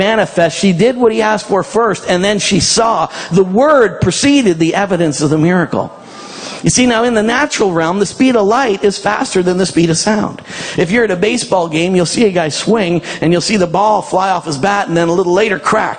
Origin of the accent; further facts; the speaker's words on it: Canada; I'm a Canadian